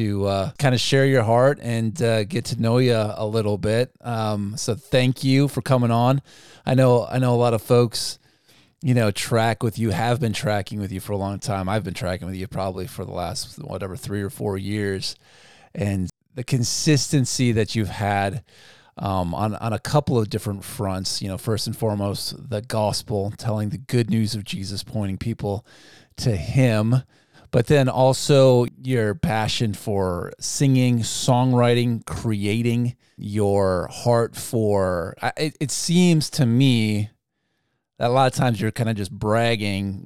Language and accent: English; United States; we're from America